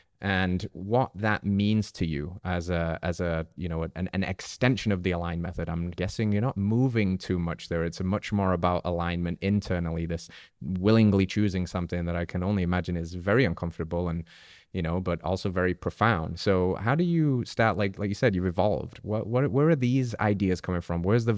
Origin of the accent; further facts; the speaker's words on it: England, United Kingdom; I'm English.